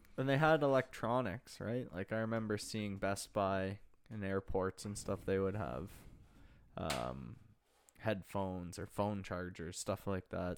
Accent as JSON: {"language": "English", "town": "Pickering", "region": "Ontario", "country": "Canada", "tie": "born or raised there", "said": "my hometown of Pickering, Ontario"}